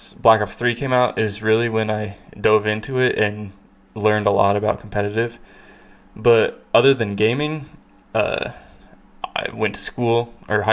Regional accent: Kansas, United States; I was born and raised in Kansas

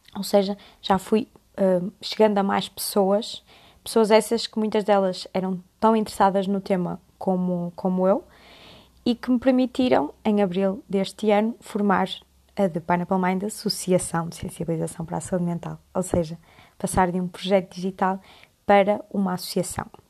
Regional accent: Porto, Norte, Portugal; moved away as an adult; now in Coimbra, Portugal; sou do Porto, mas estudo medicina em Coimbra

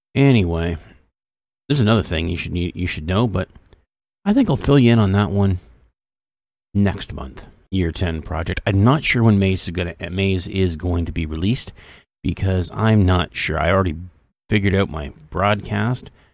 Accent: Canada; I'm Canadian.

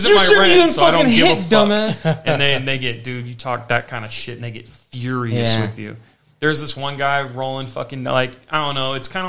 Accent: Las Vegas, Nevada, United States; I was down to be from Vegas, you know, because I just moved here

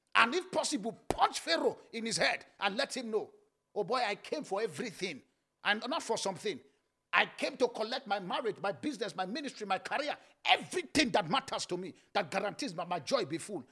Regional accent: Nigeria; born or raised there

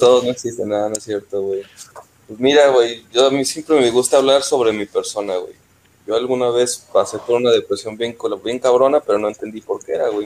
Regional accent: Mexico; nosotros los mexicanos

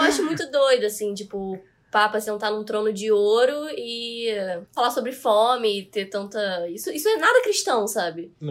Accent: Petrópolis, Rio de Janeiro, Brazil; moved away as an adult; now in Rio de Janeiro, Brazil; eu não sou daqui, né? Eu sou de Petrópolis, eu nasci lá

